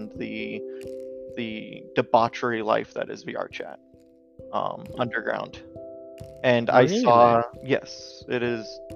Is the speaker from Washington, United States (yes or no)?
yes; Washington, United States; I'm from Washington in the United States